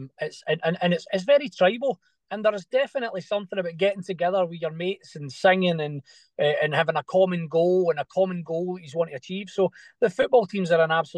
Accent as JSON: {"language": "English", "town": "Glasgow", "region": "Scotland", "country": "United Kingdom", "tie": "born or raised there", "said": "we grew up in Glasgow."}